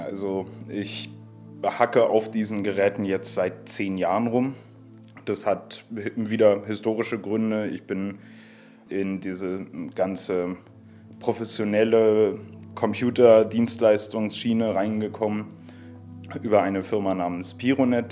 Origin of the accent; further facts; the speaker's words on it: Berlin, Germany; ich in Ostberlin aufgewachsen bin